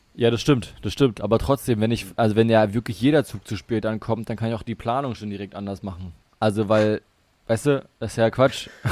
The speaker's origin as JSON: {"language": "German", "town": "Potsdam", "region": "Brandenburg", "country": "Germany", "tie": "born or raised there", "also_born_or_lived": "Bremen", "said": "zurückgefahren nach Potsdam, hier in die Heimat"}